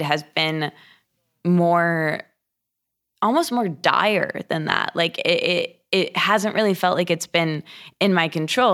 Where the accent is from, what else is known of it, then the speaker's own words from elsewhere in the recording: Michigan, United States; moved away as an adult; now in Los Angeles, United States; I grew up in Michigan in a a small college town